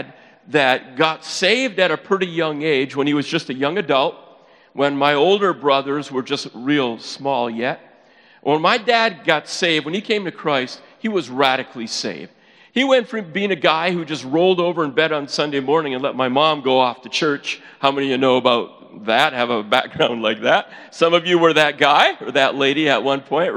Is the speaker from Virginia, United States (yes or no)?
no; Upper Peninsula of Michigan, United States; accent: Yooper; moved away; I am originally from the UP